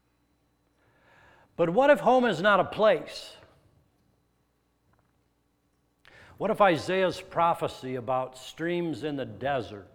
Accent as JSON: {"language": "English", "town": "Denver", "region": "Colorado", "country": "United States", "tie": "born or raised there", "also_born_or_lived": "eastern Nebraska / western Iowa", "moved": "yes", "said": "I was born in Denver, Colorado."}